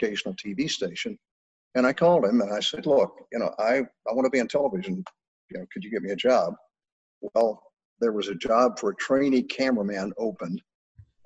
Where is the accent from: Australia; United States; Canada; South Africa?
United States; Texas; moved away as an adult; also born or lived in Illinois; now in Arizona, United States; I am a Texan.